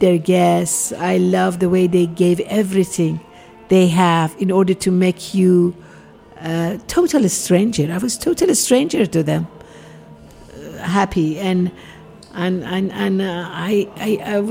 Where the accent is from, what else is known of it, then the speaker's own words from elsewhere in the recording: Tehran, Tehran Province, Iran; English is a second language; moved away as an adult; now in United States; I'm from Tehran